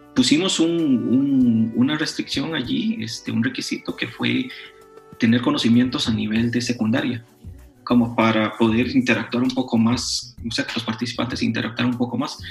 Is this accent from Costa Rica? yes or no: yes; Costa Rica; yo no soy de México, soy de Costa Rica